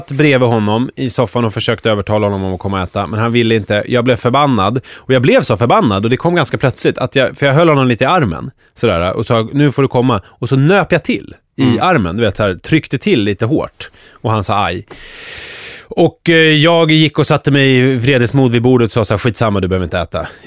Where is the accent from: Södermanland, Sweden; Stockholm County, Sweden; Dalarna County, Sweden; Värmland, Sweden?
Stockholm County, Sweden; Skogås; jag är uppväxt i Skogås